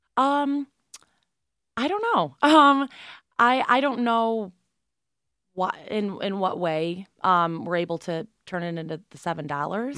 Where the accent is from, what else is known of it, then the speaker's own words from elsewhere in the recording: Binghamton, New York, United States; I'm from Binghamton originally. I grew up here, and I went to Binghamton High School